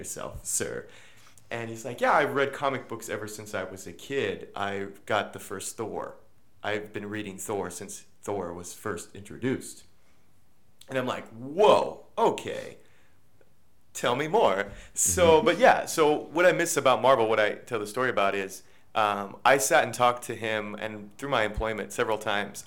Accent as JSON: {"language": "English", "region": "Kansas", "country": "United States", "said": "I'm from Kansas"}